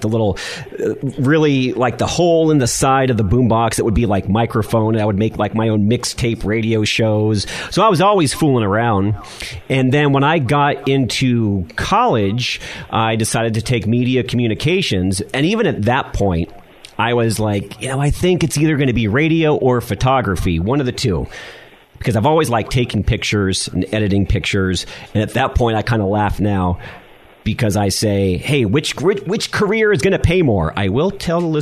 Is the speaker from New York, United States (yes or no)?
no; San Diego, California, United States; also born or lived in Los Angeles, California; I grew up as a child in Los Angeles, and then back in about 1986, I moved to San Diego, so about the fifth grade